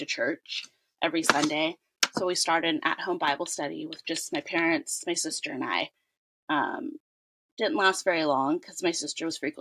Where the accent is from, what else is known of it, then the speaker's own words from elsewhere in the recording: California, United States; I'm born and raised in California